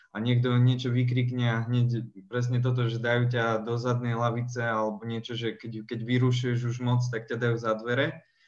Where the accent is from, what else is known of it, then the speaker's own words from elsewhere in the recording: Žilina, Žilina Region, Slovakia; u nás v Žiline